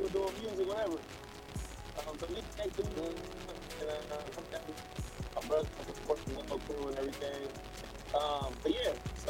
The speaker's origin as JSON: {"language": "English", "town": "Vallejo", "region": "California", "country": "United States", "said": "I'm from Vallejo, man. Home of …."}